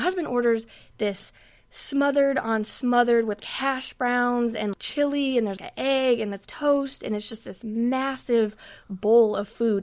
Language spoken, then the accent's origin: English; West Coast, United States; moved away; now I'm from the West Coast